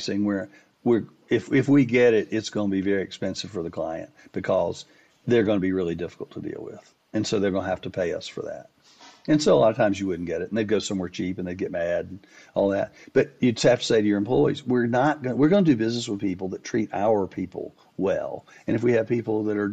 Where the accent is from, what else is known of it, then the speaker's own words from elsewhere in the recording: Winston-Salem, North Carolina, United States; I was from Winston-Salem. I grew up in Winston-Salem.